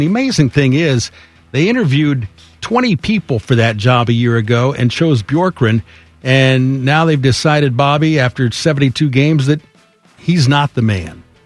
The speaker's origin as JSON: {"language": "English", "country": "United States", "said": "I'm an American"}